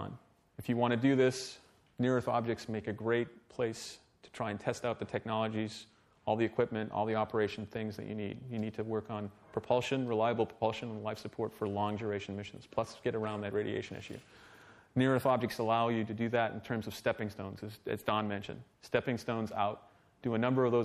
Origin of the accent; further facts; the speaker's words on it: Canada; I'm Canadian